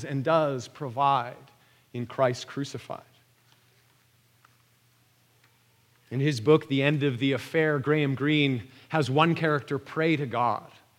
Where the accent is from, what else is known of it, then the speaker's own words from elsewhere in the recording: Vancouver, British Columbia, Canada; my hometown of Vancouver